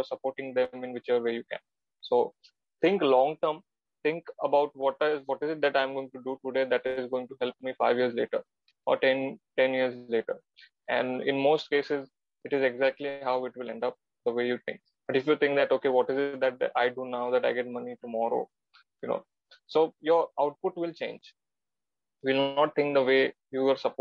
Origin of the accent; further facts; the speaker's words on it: Mumbai, Maharashtra, India; I'm Gujarati and I'm born and brought up in Mumbai, which is not in Gujarat